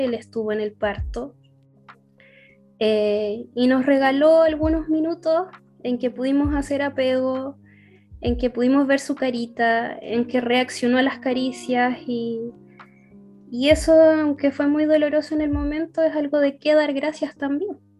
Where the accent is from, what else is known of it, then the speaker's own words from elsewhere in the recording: Curicó, Maule, Chile; somos de Curicó